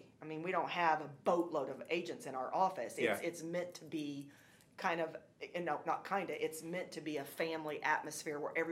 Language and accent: English; New Castle, Indiana, United States; I'm from Newcastle